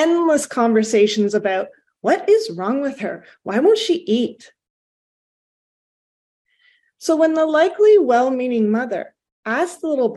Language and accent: English; Canada; I am Canadian